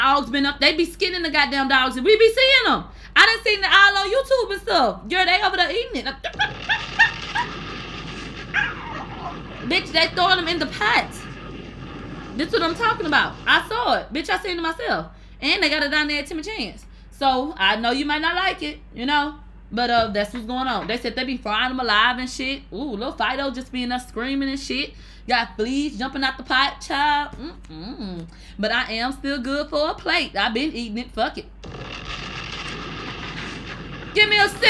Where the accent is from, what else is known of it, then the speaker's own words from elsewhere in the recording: United States; me being American